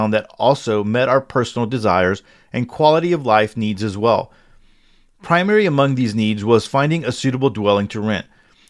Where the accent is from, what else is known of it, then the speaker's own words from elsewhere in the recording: Upper Midwest, United States; relocate back to my home state in the upper Midwest